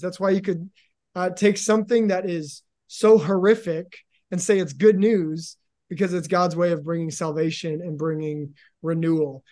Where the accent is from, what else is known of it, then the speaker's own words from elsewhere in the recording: Seattle, Washington, United States; I am from Seattle too